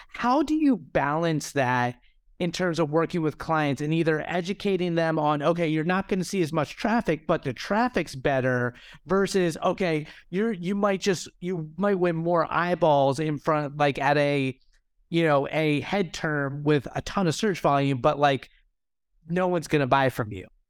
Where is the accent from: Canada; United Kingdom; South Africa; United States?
United States; I am American